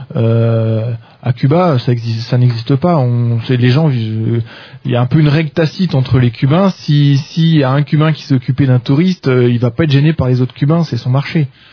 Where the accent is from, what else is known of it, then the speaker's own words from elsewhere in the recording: France; quand on est français